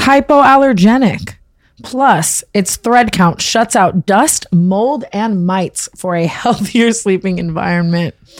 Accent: Las Vegas, Nevada, United States; growing up in Vegas

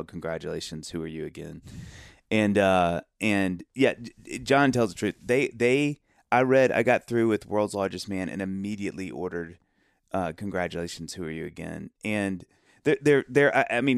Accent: Mississippi, United States; we're both from Mississippi

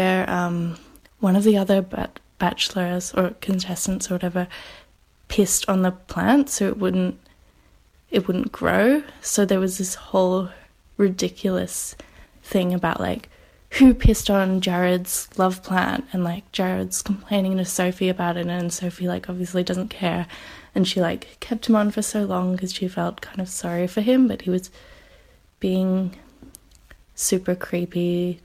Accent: Australia; I'm from Australia

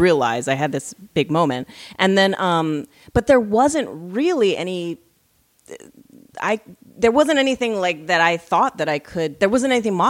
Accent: Hawaii, United States; moved away as an adult; also born or lived in Walla Walla, Washington; now in Los Angeles, United States; I grew up in Hawaii, and especially when I was growing up.

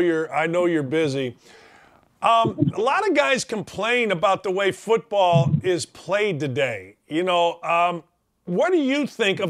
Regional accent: outside Chicago, Illinois, United States; growing up outside Chicago

